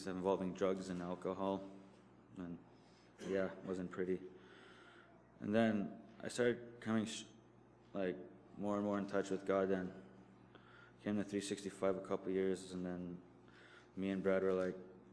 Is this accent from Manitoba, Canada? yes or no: yes; Norway House, Manitoba, Canada; I'm from Narre House, Manitoba